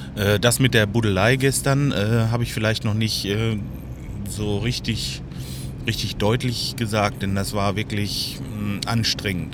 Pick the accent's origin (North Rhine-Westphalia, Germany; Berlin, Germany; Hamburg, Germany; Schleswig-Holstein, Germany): North Rhine-Westphalia, Germany; Lemgo; hier bei uns in Lemgo